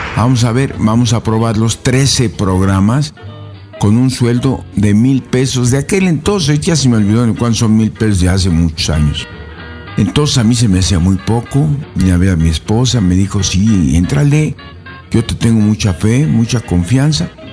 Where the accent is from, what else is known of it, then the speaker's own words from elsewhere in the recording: Puebla, Mexico; soy mexicano, yo soy poblano